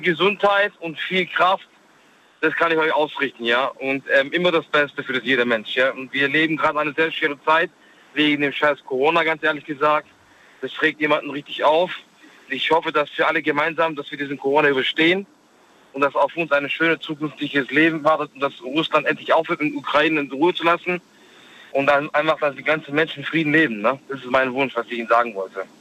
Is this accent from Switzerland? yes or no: no; Stuttgart, Baden-Württemberg, Germany; Ich bin ja aus Stuttgart